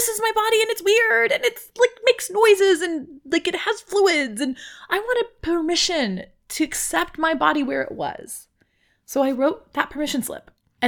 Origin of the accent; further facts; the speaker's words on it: Mexicali, Baja California, Mexico; accent: Mexicali Spanish; My hometown accent of, like, little hickness. I can do my Mexicali Spanish accent that when I go to Mexico City, they laugh and say I sound like a hick